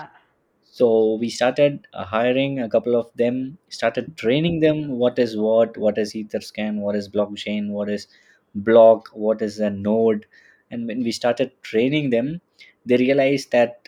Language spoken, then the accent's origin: English; India; now in Munich, Germany; I'm a Indian living in Munich